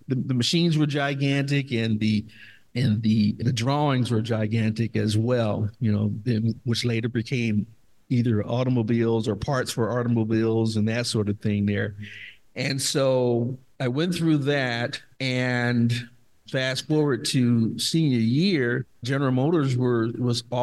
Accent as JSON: {"language": "English", "town": "Dayton", "region": "Ohio", "country": "United States", "said": "I'm from Dayton, Ohio"}